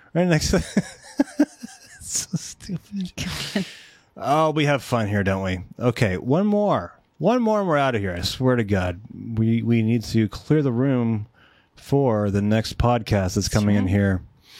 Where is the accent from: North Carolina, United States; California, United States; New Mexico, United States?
California, United States; San Fernando Valley.